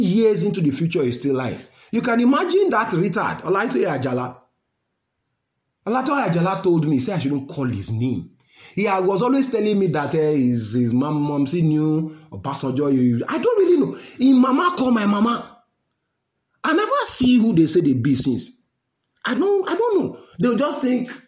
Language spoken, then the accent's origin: English; Nigeria; my life as a Nigerian